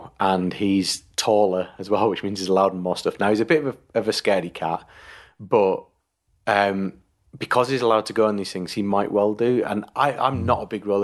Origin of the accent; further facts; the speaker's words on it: United Kingdom; as a Brit